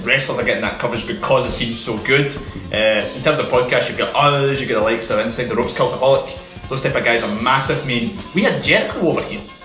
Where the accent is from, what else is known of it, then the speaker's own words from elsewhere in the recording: Scotland, United Kingdom; being Scottish